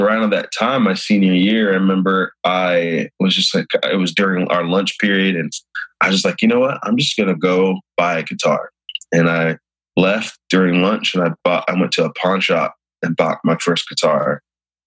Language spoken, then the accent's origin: English; Missouri, United States; growing up in Missouri